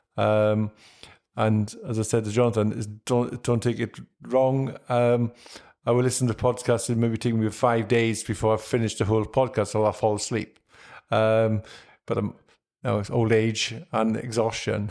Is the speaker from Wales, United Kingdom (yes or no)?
yes; Wales, United Kingdom; being a Welshman.